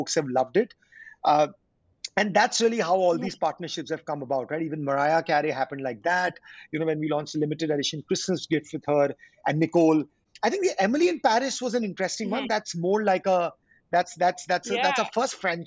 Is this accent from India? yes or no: yes; India; being an Indian, born and brought up in India